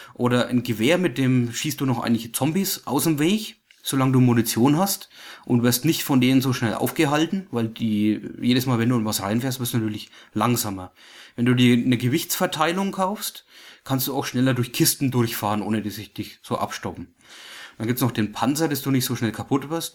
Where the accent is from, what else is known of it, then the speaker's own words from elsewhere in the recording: Germany; Wir als Deutsche